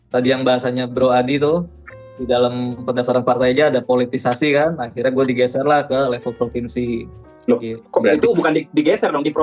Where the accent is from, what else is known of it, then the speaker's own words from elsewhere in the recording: Tangerang, Banten, Indonesia; gue kan asal dari Tangerang ya